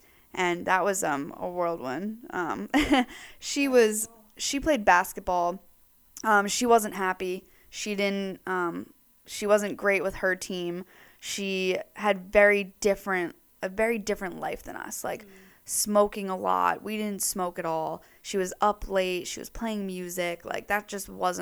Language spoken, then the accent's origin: English; New York, United States; now in Newport, United States; I'm from New York.